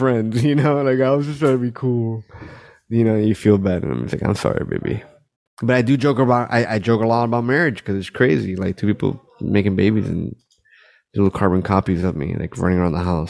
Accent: Miami, Florida, United States; I was born here. I know that I'm Cuban. I'm from Miami.

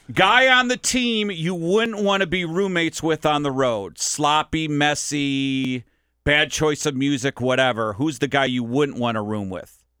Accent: Minnesota, United States; moved away; I'm from Minnesota

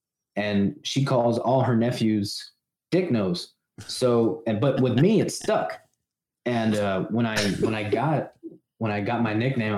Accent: South Texas, United States; I'm from South Texas

